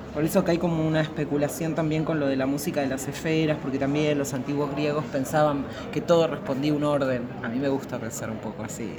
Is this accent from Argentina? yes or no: yes; Argentina; soy argentina, tengo una formación occidental